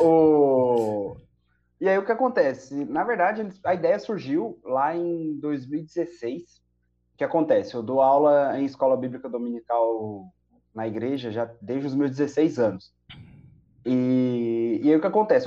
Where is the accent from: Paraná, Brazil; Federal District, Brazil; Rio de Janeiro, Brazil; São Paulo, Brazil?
São Paulo, Brazil; Diadema; eu cresci numa Assembleia de Deus da periferia em Diadema, lá em São Paulo